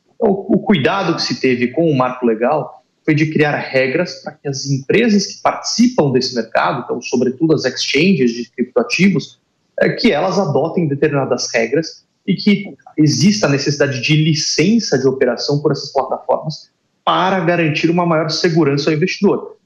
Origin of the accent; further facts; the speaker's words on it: Brazil; a gente é Brasileira